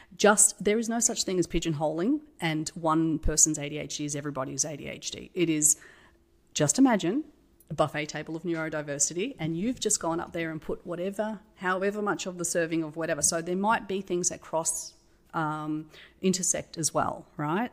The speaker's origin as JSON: {"language": "English", "country": "Australia", "said": "I'm Australian."}